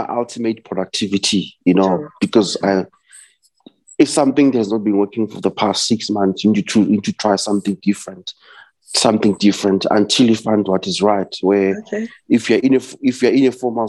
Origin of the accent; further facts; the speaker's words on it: Vosloorus, Gauteng, South Africa; now in Sandton, South Africa; I was born and raised in the East Rand, Vosloorus.